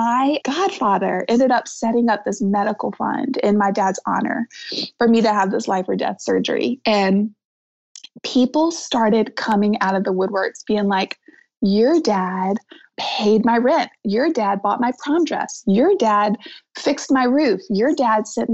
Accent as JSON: {"language": "English", "region": "the South", "country": "United States", "said": "I'm from the South"}